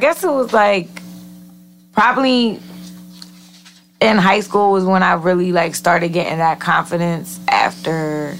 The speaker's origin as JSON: {"language": "English", "town": "New Britain", "region": "Connecticut", "country": "United States", "tie": "born or raised there", "said": "New Britain."}